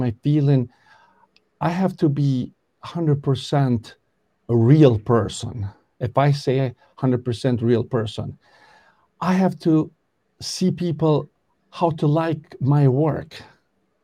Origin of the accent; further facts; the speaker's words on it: Kosovo; English is a second language; moved away as an adult; now in Connecticut, United States; I started this training in 1985 in Kosovo. I'm originally from Kosovo. And I do apologize to people if I don't speak very 100% English good